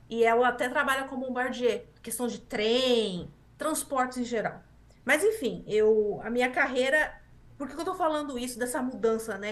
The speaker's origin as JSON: {"language": "Portuguese", "town": "Osasco", "region": "São Paulo", "country": "Brazil", "tie": "born or raised there", "also_born_or_lived": "Taubaté", "moved": "as an adult", "lives_now": "Canada", "said": "eu nasci em Osasco, sou de São Paulo, Grande São Paulo. Nasci em Osasco, na Grande São Paulo"}